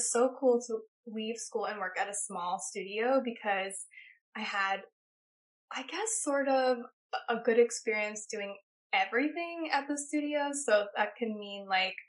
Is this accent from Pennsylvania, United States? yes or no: yes; Pennsylvania, United States; moved away as an adult; now in New York, United States; growing up in Pennsylvania